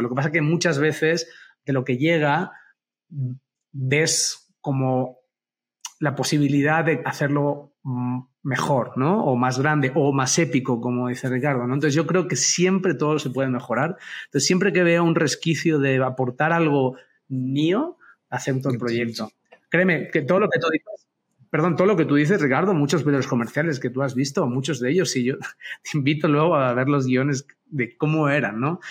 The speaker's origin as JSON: {"language": "Spanish", "town": "Barcelona", "region": "Catalonia", "country": "Spain", "moved": "as an adult", "lives_now": "Mexico"}